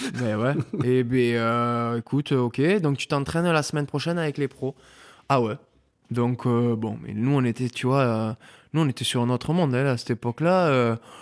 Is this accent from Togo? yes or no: no; Mont-de-Marsan, Nouvelle-Aquitaine, France; born or raised there; moved away as an adult; also born or lived in Argelès-Gazost / Pamiers; now in Bordeaux, France